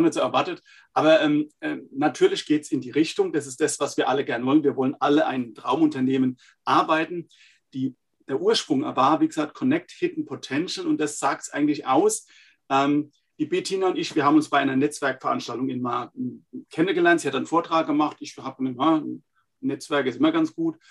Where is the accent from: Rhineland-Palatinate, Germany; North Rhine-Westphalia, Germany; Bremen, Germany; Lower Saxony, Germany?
Rhineland-Palatinate, Germany; Laumersheim; accent: Palatine; wie man hört, echter Pfälzer. Also ist kein Pfälzer Name, aber ich bin Pfälzer aus einem schönen kleinen Weinart in äh, der Pfalz, Laumersheim